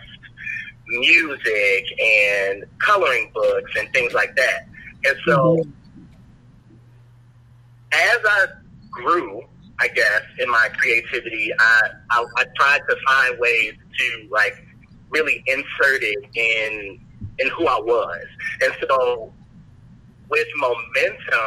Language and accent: English; Chicago, Illinois, United States; born and raised in Chicago, African-American